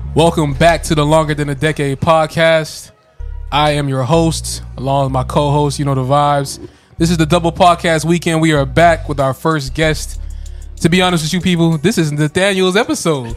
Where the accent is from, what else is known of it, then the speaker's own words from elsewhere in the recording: Florida, United States; we're from Florida